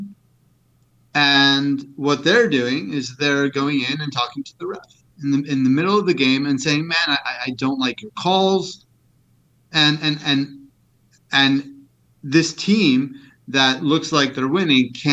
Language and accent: English; United States; as all American citizens